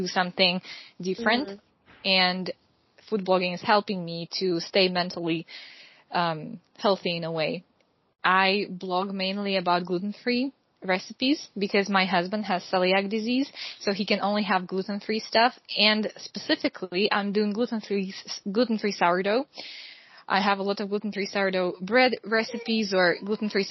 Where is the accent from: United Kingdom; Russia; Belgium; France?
Russia; moved away as an adult; also born or lived in Ukraine; now in Hungary; I am originally from Russia. I grew up in both Russia and Ukraine.